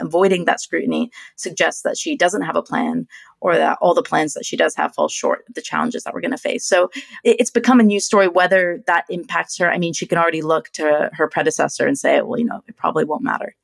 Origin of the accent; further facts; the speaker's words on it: United States; I'm an American